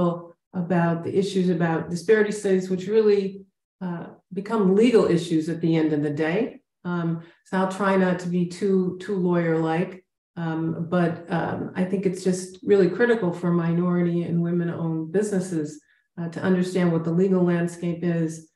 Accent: Chicago, Illinois, United States; moved away as an adult; now in San Antonio, United States; I'm now based out of San Antonio, Texas, but I'm really from Chicago

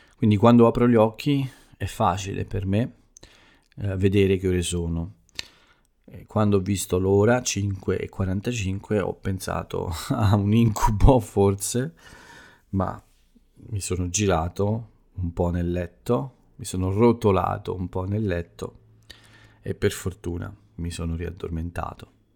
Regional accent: Italy; first language Italian; nel mio paese, nella mia bella Italia

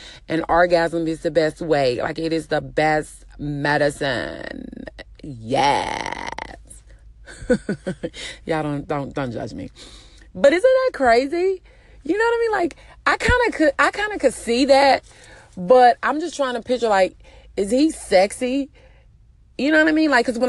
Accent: Texas, United States; I'm sorry you feel that way, but I'm from Texas.

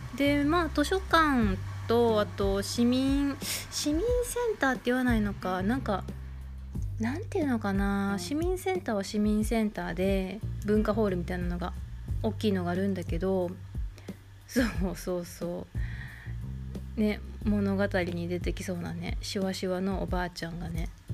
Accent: Kansai, Japan; accent: Kansai dialect; now in Izu Peninsula, Japan; 私あの関西人なので思い出を語る時全員が全ての人間が関西弁になるんですけど

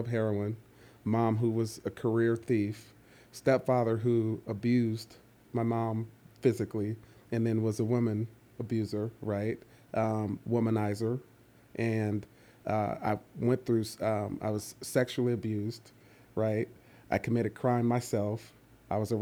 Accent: East Palo Alto, California, United States; also born or lived in Atlanta, Georgia; I grew up in East Palo Alto, California, and that's the northern California, the Bay Area

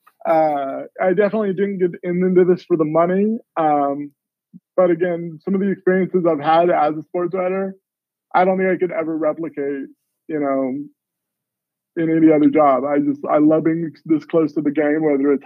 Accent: Southern California, United States; moved away; I'm originally from Southern California

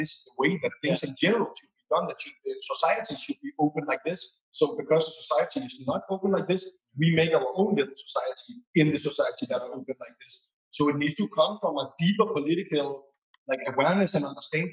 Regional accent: Copenhagen, Capital Region of Denmark, Denmark; moved away as an adult; now in Berlin, Germany; I'm from Copenhagen

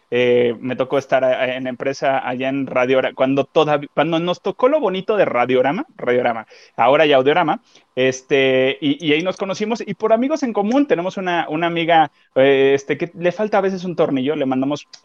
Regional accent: Costeño, Guerrero, Mexico; accent: costeño; moved away; Si se me sale lo costeño, me van a tener que aguantar

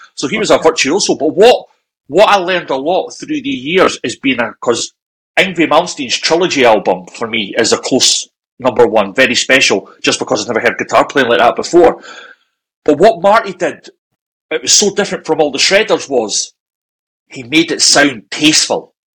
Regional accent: Scotland, United Kingdom; We're Scottish

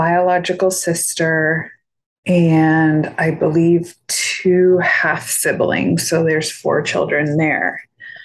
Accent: Northern California, United States; I was born and raised in Northern California

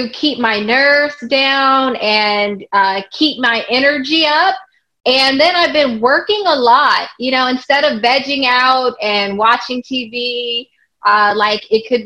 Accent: Los Angeles, California, United States; I grew up in Los Angeles, California, and not too far from Hollywood

